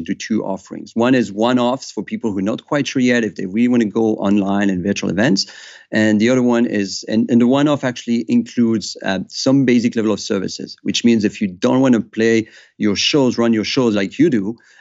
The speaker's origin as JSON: {"language": "English", "country": "Switzerland", "said": "we have a culture of secrecy in my home country in Switzerland"}